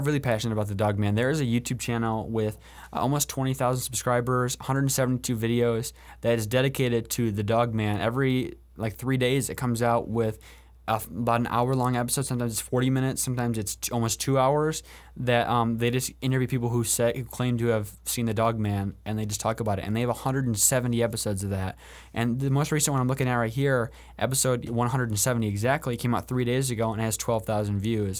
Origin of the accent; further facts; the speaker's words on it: Allegan, Michigan, United States; Allegan, which is my hometown